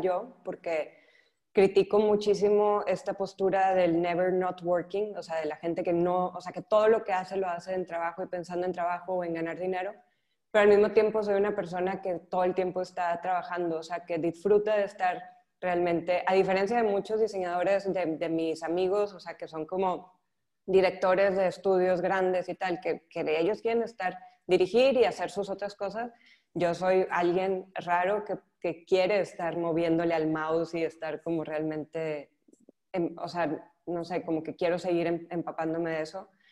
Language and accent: Spanish; northern Mexico, Mexico; moved away as an adult; now in Barcelona, Spain; soy mexicana, soy del norte de México